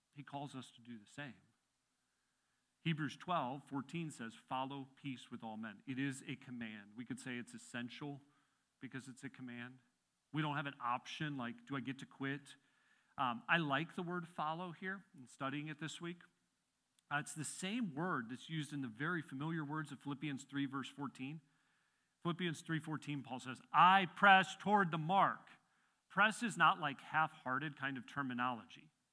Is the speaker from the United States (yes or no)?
yes; Midwest, United States; now in Pennsylvania, United States; I grew up in the Midwest